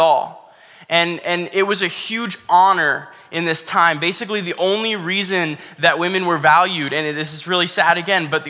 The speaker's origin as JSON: {"language": "English", "region": "Florida", "country": "United States", "tie": "born or raised there", "said": "I grew up in Florida"}